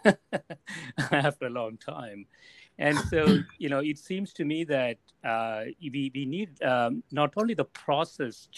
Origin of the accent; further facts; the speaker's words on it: South India, India; English is a second language; I grew up in South India. I started picking up English when I was 20, 21 years old.